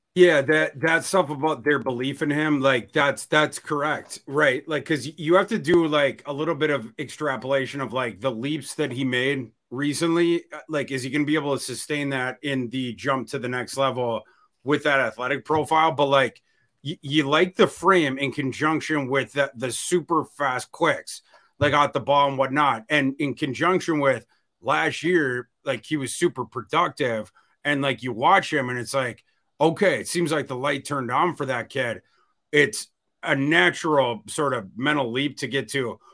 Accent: Northern Minnesota, United States; I grew up in Northern Minnesota

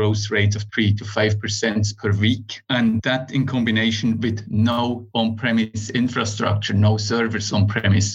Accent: Switzerland; moved away as an adult; now in Finland; I am originally from Switzerland, started there as a software developer

